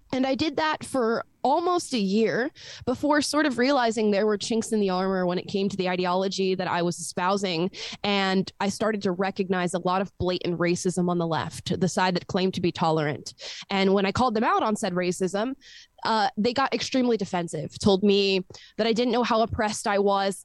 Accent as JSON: {"language": "English", "region": "Florida", "country": "United States", "tie": "born or raised there", "said": "I was born and raised in Florida"}